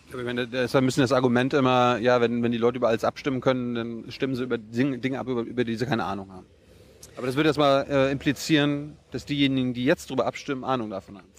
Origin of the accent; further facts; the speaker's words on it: Germany; wir als Deutsche